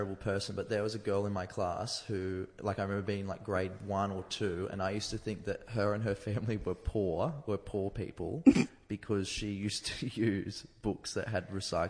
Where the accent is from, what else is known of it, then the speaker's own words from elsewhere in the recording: Pauline Hanson country, Queensland, Australia; I come from Pauline Hanson country